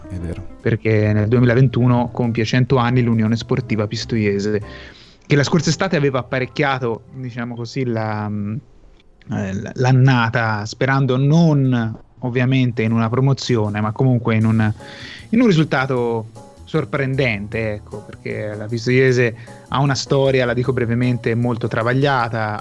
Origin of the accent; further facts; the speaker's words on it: Tuscany, Italy; io sono toscano